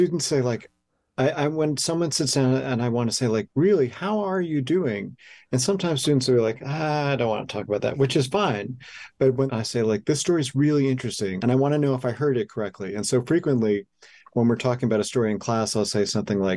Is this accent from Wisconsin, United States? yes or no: yes; Milwaukee, Wisconsin, United States; I'm from Milwaukee